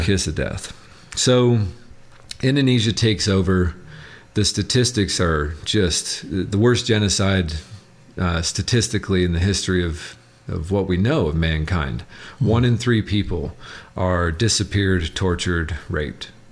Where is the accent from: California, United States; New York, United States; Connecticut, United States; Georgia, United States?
California, United States; Southern; also born or lived in Kalamazoo, Michigan; I grew up in Southern California in a gang